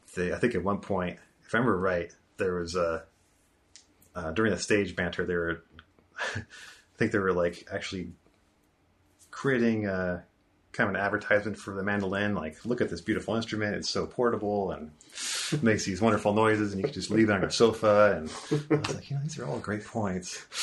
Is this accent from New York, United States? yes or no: no; Bay Area, California, United States; also born or lived in San Diego; now in Portland, United States; I grew up in the Bay Area